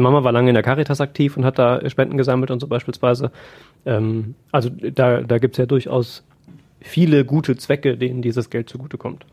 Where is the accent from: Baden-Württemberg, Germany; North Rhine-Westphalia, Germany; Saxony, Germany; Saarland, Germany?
North Rhine-Westphalia, Germany; Siegerland; moved away as an adult; now in Essen, Germany; ich bin im Siegerland groß geworden